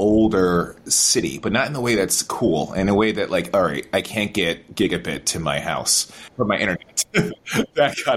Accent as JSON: {"language": "English", "town": "Albany", "region": "New York", "country": "United States", "tie": "born or raised there", "moved": "as an adult", "lives_now": "Boston, United States", "said": "Born and raised in Albany, New York"}